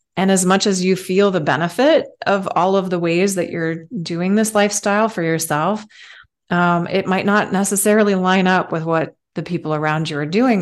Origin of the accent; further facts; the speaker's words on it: Switzerland; moved away; I'm, I'm from Switzerland originally